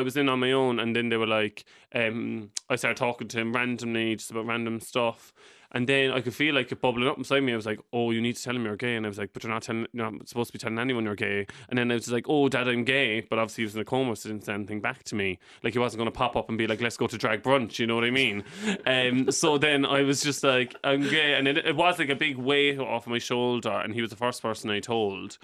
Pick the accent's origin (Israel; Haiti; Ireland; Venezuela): Ireland; Cork, Munster; moved away as an adult; also born or lived in London; I moved away from Cork when I was twenty.